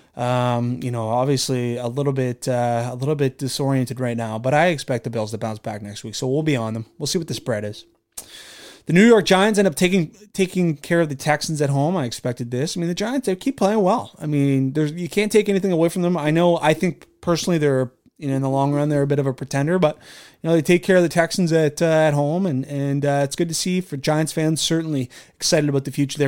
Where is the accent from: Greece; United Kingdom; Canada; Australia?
Canada; being a Canadian